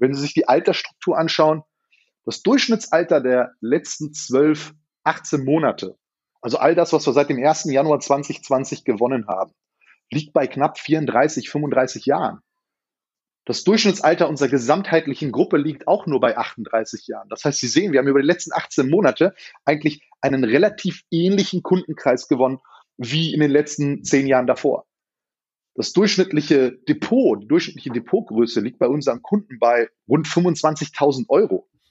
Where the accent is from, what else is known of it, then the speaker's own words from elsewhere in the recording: Berlin, Germany; Das sage ich jetzt als Berliner